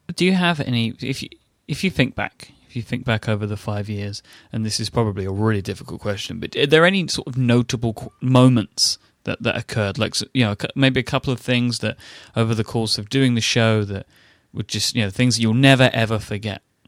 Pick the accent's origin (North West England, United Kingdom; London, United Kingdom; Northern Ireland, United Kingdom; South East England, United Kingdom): London, United Kingdom; ExCeL; it was sort of in my hometown, so I was there. It was in a huge exhibition center that we have called the X L